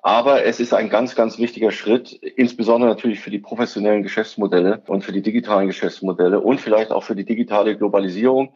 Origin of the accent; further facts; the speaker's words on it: Schleswig-Holstein, Germany; ich bin ja Schleswig-Holsteiner